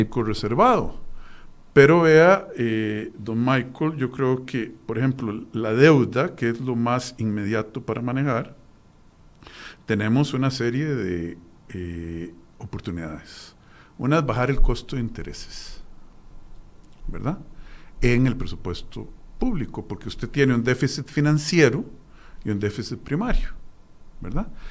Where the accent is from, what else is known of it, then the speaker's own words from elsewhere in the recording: Costa Rica; nosotros como costarricenses